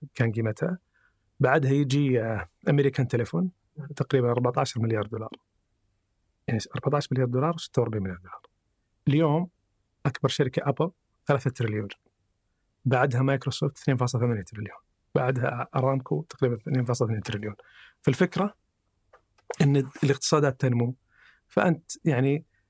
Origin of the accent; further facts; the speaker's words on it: Saudi Arabia; عندنا في السعودية